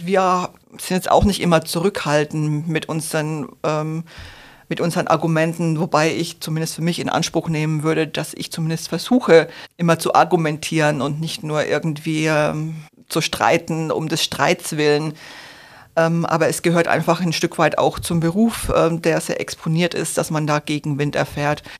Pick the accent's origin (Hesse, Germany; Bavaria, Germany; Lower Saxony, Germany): Bavaria, Germany; Franconia; moved away; Ich komme nämlich ursprünglich aus Franken